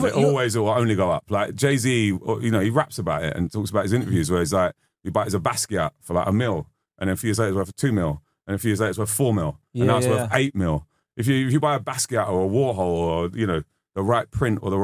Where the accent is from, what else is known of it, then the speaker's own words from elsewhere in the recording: London, United Kingdom; moved away as an adult; now in Australia; growing up in London